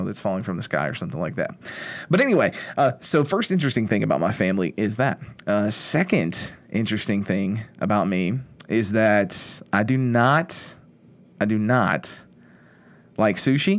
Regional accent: Kentucky, United States; moved away as an adult; also born or lived in Indiana / New Orleans; now in Shreveport, United States; growing up in Kentucky, I grew up in a small town, the middle of nowhere

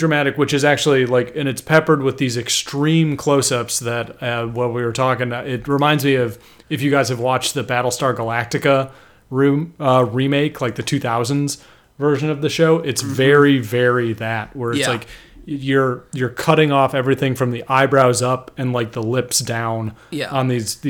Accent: California, United States; Cause I'm from California.

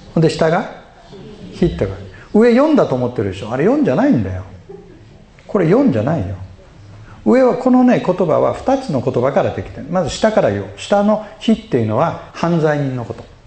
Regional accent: Osaka, Japan; 僕は大阪出身で

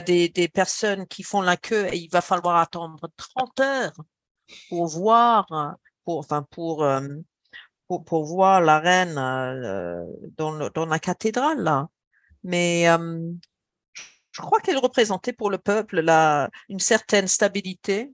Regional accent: England, United Kingdom; en tant qu'anglaise, enfin, que britannique

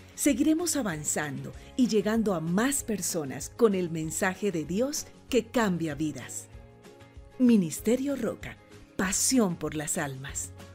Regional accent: Colombia; soy de Colombia

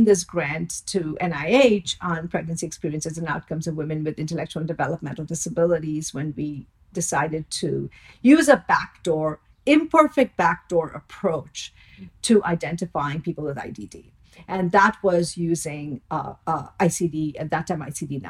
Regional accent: India; moved away; I grew up in India

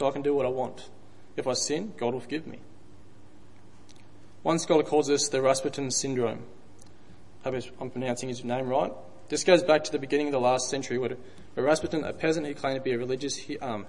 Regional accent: Dalby, Queensland, Australia; I grew up in Dalby, which is probably 3 hours drive west, country town

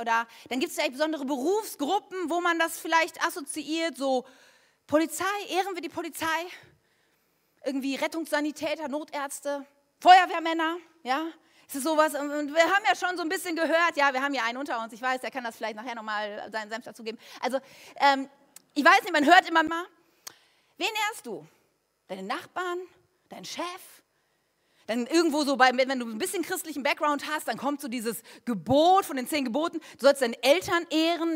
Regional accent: Germany; wir Deutsche

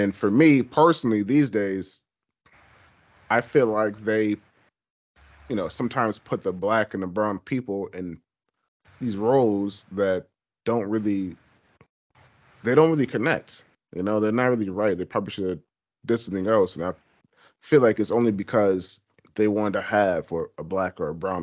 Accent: the South, United States; I'm from the South, from, you know, grew up in the church

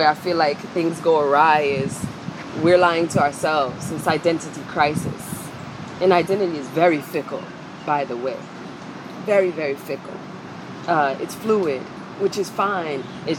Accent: New York City, New York, United States; That's the culture I grew up in. I'm from Harlem.

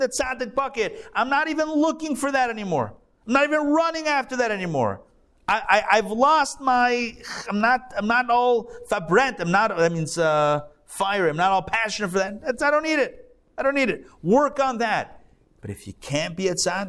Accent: Pittsburgh, Pennsylvania, United States; now in Atlanta, United States; I'm from Pittsburgh

